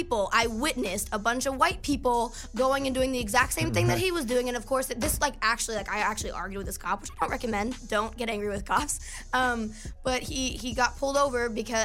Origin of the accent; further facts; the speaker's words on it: United States; moved away; also born or lived in New Jersey; I was in New York recently, and I'm from New York, and my family lives there